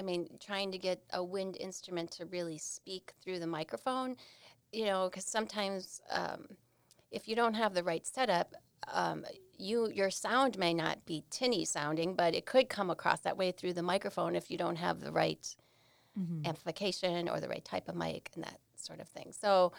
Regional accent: Milwaukee, Wisconsin, United States; Well, I am a hometown Milwaukee girl.

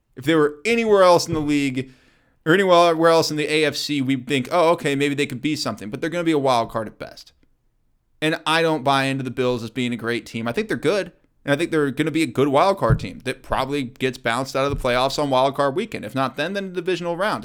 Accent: Kansas City, United States; I grew up in Kansas City

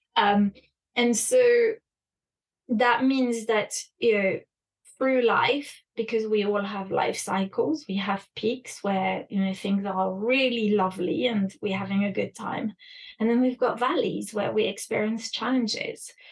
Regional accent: France; moved away; also born or lived in United Kingdom; I was raised in France and in the UK

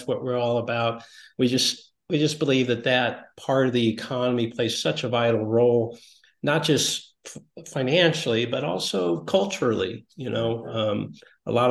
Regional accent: Iowa, United States; I'm from the Iowa area, and we have a little bit of overlap in our growing up experience.

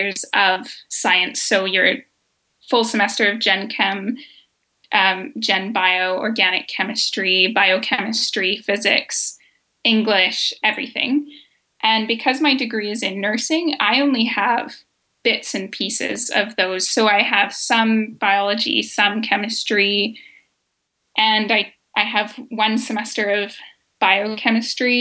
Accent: Alberta, Canada; moved away as an adult; now in British Columbia, Canada; I grew up in Alberta.

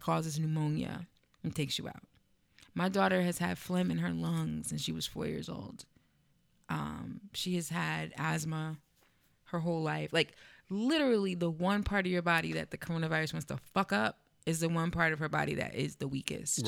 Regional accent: East Orange, New Jersey, United States; now in Bloomfield, United States; the next town over on the other side where I grew up in East Orange, no gentrification.

